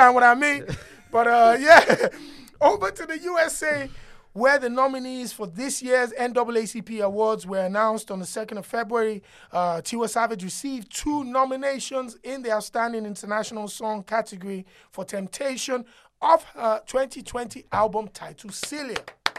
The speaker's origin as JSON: {"language": "English", "country": "Nigeria", "tie": "born or raised there", "said": "I grew up in Nigeria."}